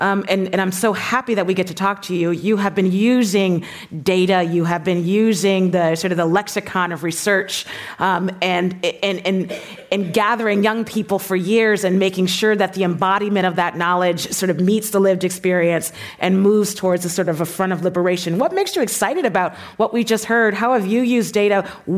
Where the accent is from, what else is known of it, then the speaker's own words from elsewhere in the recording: San Francisco, California, United States; I grew up here in San Francisco